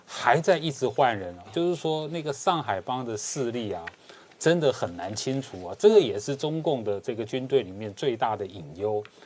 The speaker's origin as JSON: {"language": "Chinese", "country": "Taiwan", "said": "我们台湾"}